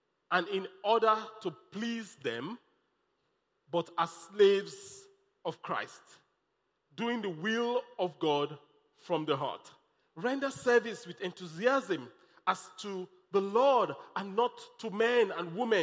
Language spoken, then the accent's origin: English; Nigeria; also born or lived in Lagos